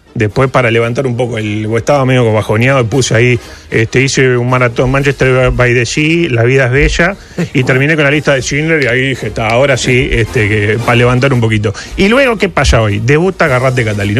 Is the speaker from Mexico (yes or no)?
no; Uruguay; como buen uruguayo